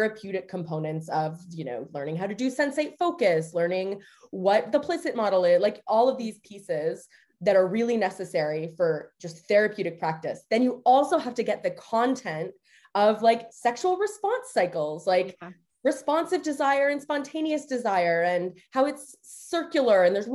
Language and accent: English; Canada; now in United States; I am Canadian